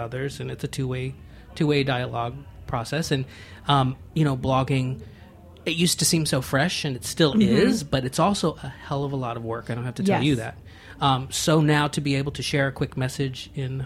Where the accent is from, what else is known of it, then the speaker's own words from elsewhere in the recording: Galveston, Texas, United States; now in Los Angeles, United States; I grew up in Galveston, Texas